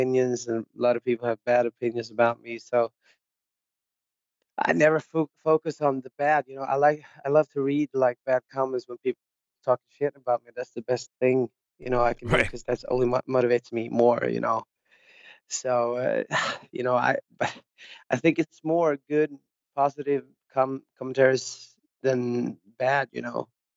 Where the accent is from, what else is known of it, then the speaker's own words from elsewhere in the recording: Ingarö, Stockholm County, Sweden; English is a second language; I grew up like outside of Stockholm on the countryside in a little place called Ingerö